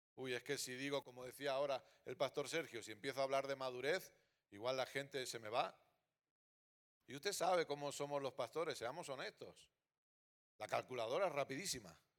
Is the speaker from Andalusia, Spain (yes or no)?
no; Catalonia, Spain; also born or lived in Terrassa / Sabadell; Soy catalán